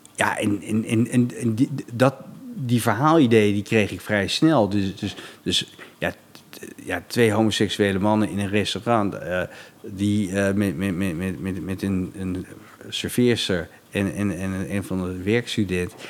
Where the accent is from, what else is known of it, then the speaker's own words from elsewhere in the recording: Laren, North Holland, Netherlands; ik kwam uit de buurt van Hilversum